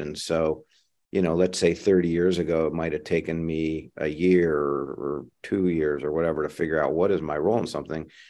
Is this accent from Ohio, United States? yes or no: yes; Ohio, United States; now in San Francisco Bay Area, United States; I grew up in the Midwest, in Ohio.